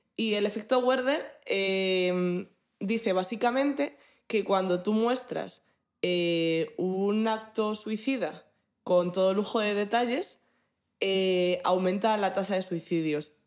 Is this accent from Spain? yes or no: yes; Madrid, Community of Madrid, Spain; De los madrileños que veamos